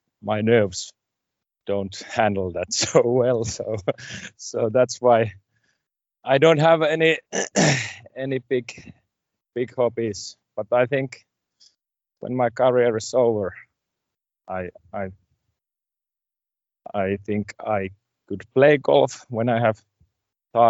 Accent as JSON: {"language": "English", "town": "Kankaanpää", "region": "Satakunta", "country": "Finland", "tie": "born or raised there", "also_born_or_lived": "Laukaa, Central Finland", "second_language": "English", "said": "I was born in Lauka in middle Finland near Jyväskylä. And when I was 6, we moved to Kankaanpää"}